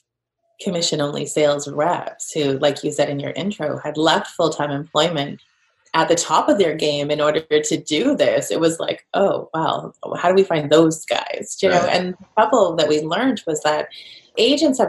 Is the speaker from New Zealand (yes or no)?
no; Canada; moved away; also born or lived in Edinburgh; So I'm Canadian